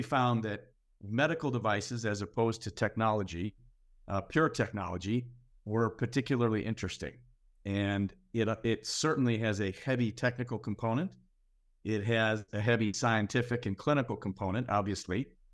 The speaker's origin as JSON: {"language": "English", "town": "Minneapolis", "region": "Minnesota", "country": "United States", "tie": "born or raised there", "said": "my hometown of Minneapolis"}